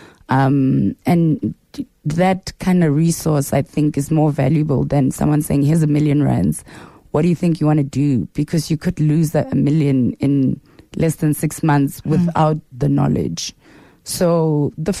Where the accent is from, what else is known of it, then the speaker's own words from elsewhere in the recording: Soweto, Gauteng, South Africa; I am from Soweto. I was born and raised in Mfulo Village.